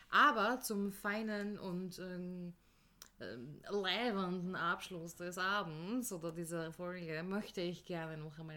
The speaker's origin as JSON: {"language": "German", "region": "Vienna", "country": "Austria", "said": "Ich bin eine echte Wienerin, ja."}